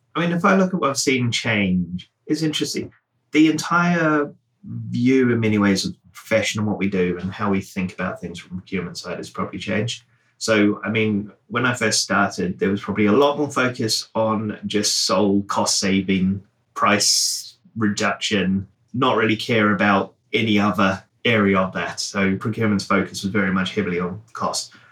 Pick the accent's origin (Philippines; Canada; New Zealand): New Zealand; now in United Kingdom; I grew up in New Zealand.